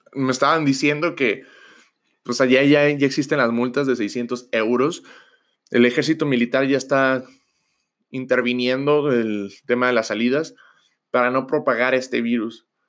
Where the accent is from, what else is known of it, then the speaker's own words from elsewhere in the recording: Mexico; nosotros que somos de mexicanos